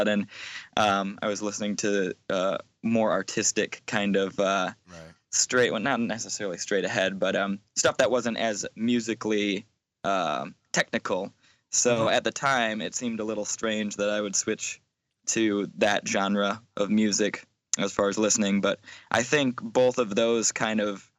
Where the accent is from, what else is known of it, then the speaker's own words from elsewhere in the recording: Michigan, United States; where I'm from, it's kind of in the backwoods